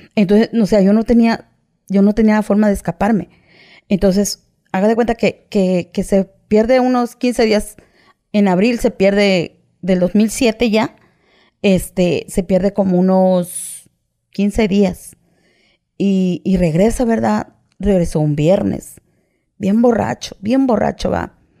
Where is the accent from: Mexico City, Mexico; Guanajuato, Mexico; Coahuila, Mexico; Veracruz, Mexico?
Veracruz, Mexico; Coatzacoalcos; Yo soy de Coaxacualcos, Veracruz